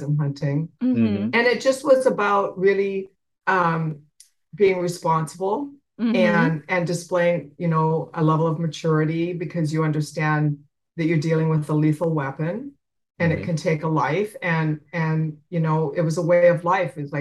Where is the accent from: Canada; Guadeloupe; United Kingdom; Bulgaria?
Canada; Saskatchewan; I grew up in Canada on a farm.